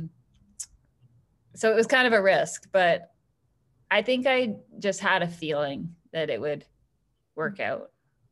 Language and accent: English; Orillia, Ontario, Canada; now in Hamilton, Canada; I'm from a small town. Like, I grew up in Orillia, so population 30,000